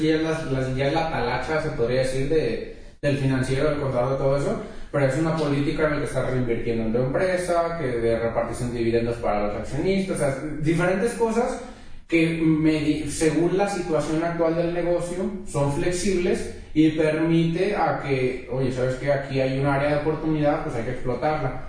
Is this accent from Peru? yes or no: no; Mexico; los que somos de México